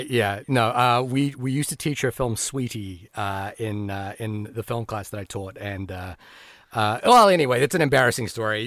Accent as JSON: {"language": "English", "country": "New Zealand", "said": "as a New Zealander"}